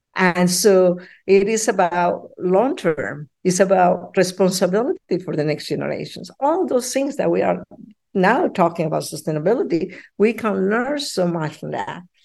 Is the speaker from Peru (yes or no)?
yes; Peru; now in Ottawa, Canada; I'm from Peru